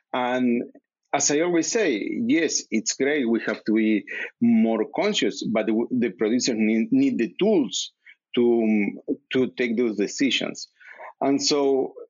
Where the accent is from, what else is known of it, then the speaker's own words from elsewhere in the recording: Uruguay; moved away as an adult; now in United States; I'm coming from Uruguay, which is an agricultural-based country